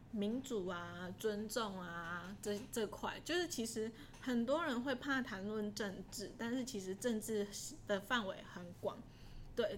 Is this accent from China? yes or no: no; Taiwan; 我从台湾来。